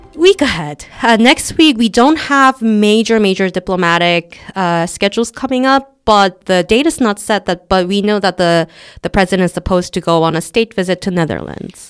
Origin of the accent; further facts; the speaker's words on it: South Korea; we're not an English-speaking country